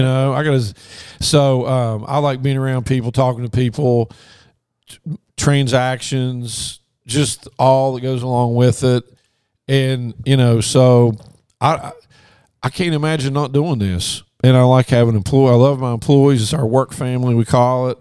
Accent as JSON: {"language": "English", "town": "Logan", "region": "West Virginia", "country": "United States", "tie": "born or raised there", "also_born_or_lived": "Morgantown, West Virginia / Baton Rouge, Louisiana", "moved": "as an adult", "said": "I grew up in Logan. Family's still there"}